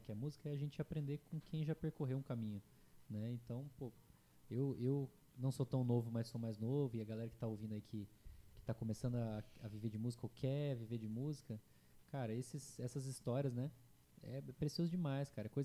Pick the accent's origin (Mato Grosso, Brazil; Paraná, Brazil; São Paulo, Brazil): Mato Grosso, Brazil; Juína; Ele é de Cuiabá, eu sou de Juína, né?